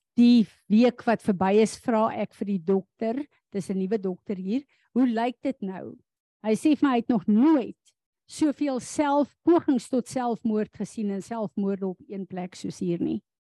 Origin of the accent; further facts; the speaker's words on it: South Africa; as 'n Suid-Afrikaner